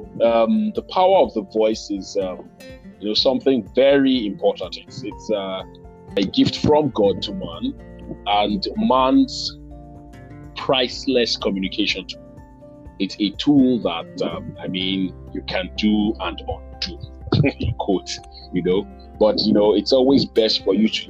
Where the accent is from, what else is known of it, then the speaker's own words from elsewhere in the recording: Delta, Nigeria; I'm a Nigerian, from the south region of the country, Delta State precisely.